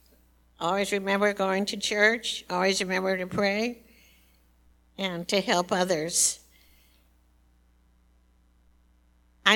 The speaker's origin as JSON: {"language": "English", "town": "Chicago", "region": "Illinois", "country": "United States", "tie": "born or raised there", "also_born_or_lived": "Imperial Valley, California", "moved": "as an adult", "said": "I was born in Chicago, and that's where I met my wonderful husband"}